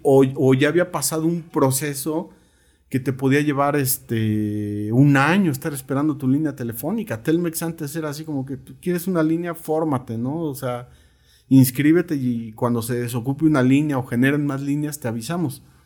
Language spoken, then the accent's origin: Spanish; Coacalco, State of Mexico, Mexico; born or raised there